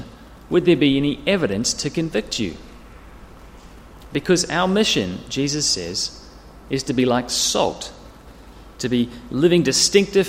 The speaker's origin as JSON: {"language": "English", "region": "near Wellington", "country": "New Zealand", "tie": "born or raised there", "moved": "yes", "lives_now": "Sydney, Australia", "said": "I grew up in New Zealand, and we used to live in a valley. It was a big valley near Wellington with hills either side."}